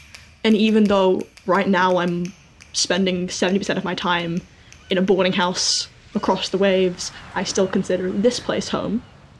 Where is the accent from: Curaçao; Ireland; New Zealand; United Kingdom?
New Zealand; I'm not an immigrant like either of you. I am a child of immigrant. I grew up here, I was raised here.